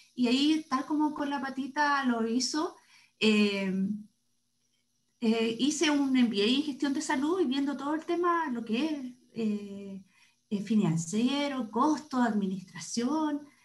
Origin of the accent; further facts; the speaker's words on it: Santiago, Santiago Metropolitan Region, Chile; also born or lived in Viña del Mar; Yo soy santiaguina, estudié en la Universidad de Chile